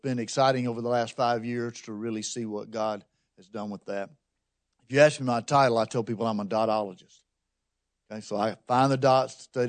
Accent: Alabama, United States; also born or lived in Texas / New Orleans; I grew up in Alabama and then had a jaunt in Texas and then moved back to New Orleans, was teaching there at New Orleans Seminary when this lady Katrina came to town.

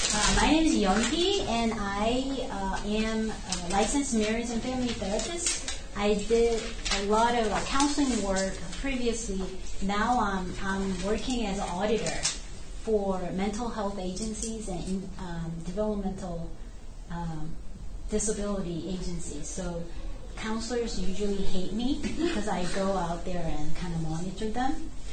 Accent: South Korea; English is a second language; moved away as an adult; now in United States; I am originally from South Korea. So I was like, I came here to America, in middle of 20, like 26, yeah, and then studied here again. So I'm called first generation of Korean.

